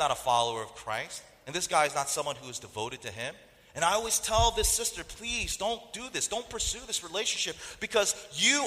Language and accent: English; North Carolina, United States; I grew up in North Carolina, and in that culture, it's a very food-oriented culture